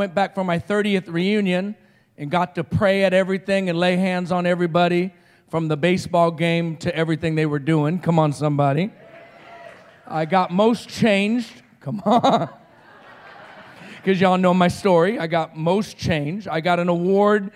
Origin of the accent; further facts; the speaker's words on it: Roswell, New Mexico, United States; I'm from Roswell, New Mexico